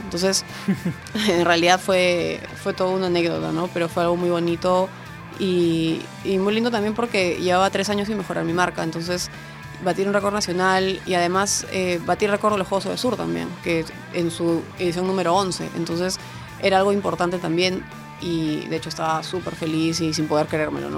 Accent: Peru; aquí en mi país

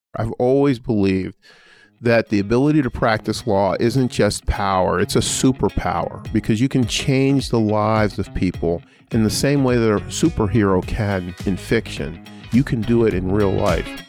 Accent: Pittsburgh, Pennsylvania, United States; now in Indiana, United States; I grew up in a relatively poor family in the Terrace Village housing projects of, uh, Pittsburgh's Hill District

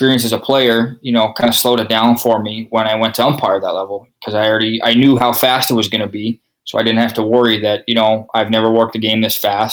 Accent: Regina, Saskatchewan, Canada; also born or lived in Yorkton, Saskatchewan; I grew up umpiring in Regina, Saskatchewan. That's where I was raised. I lived there almost all my life.

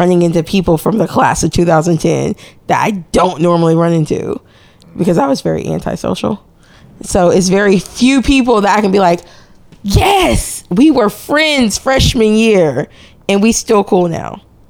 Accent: Nashville, Tennessee, United States; because I'm from Nashville

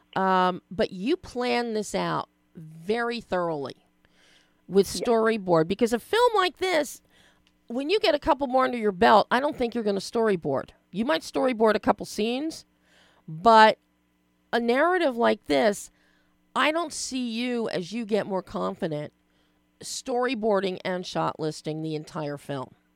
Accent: Philadelphia, Pennsylvania, United States; I'm from Philly

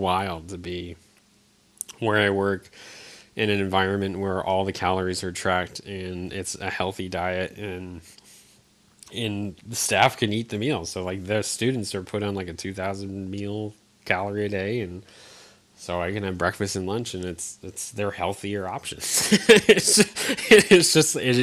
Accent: Eastern Connecticut, United States; moved away; I grew up in Connecticut, Eastern Connecticut

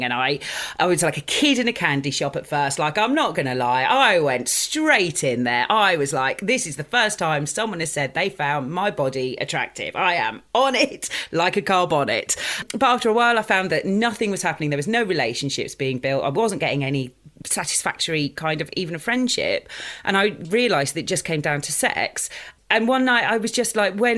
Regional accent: Dorset, South West England, United Kingdom; moved away as an adult; also born or lived in Litchett Matravers / East Finchley, London; now in London, United Kingdom; I grew up in a very small town, I grew up in Dorset.

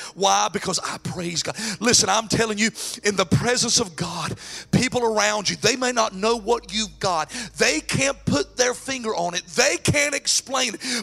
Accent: North Carolina, United States; moved away; I'm actually from North Carolina

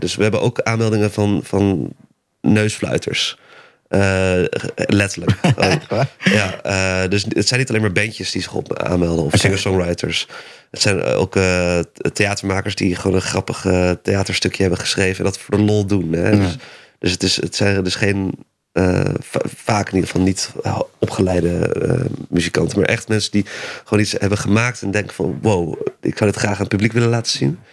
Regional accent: Amersfoort, Utrecht, Netherlands; ik kom dan uit Amersfoort

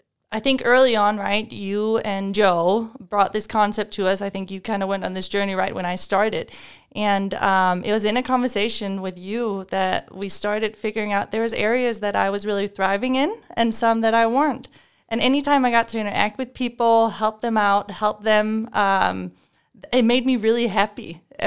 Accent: Denmark; English is a second language; now in United States

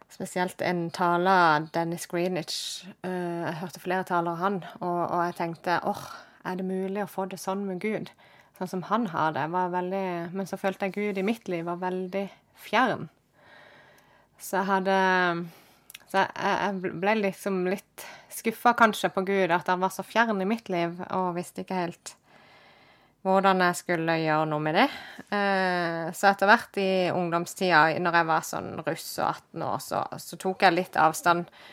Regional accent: Kristiansand, Agder, Norway; jeg ble født og oppvokst i Kristiansand, midt i byen.

